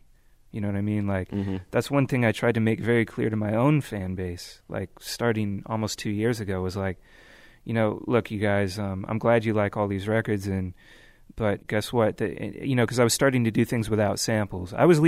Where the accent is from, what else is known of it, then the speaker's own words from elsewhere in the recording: California, United States; growing up in the Bay Area, driving around, everybody's really excited about the hyphy movement